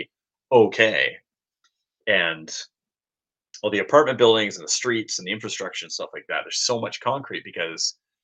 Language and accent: English; Canada; moved away as an adult; also born or lived in Hong Kong; being a Canadian